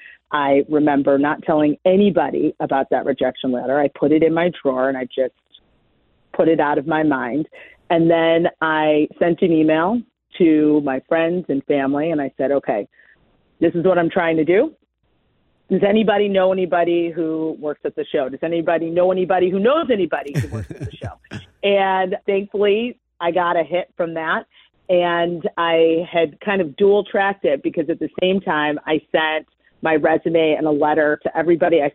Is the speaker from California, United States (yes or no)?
no; Cleveland, Ohio, United States; moved away as an adult; also born or lived in Chicago; I was born and raised in Cleveland, Shaker Heights to be specific. And though I haven't lived there in probably 25 years, it's still home to me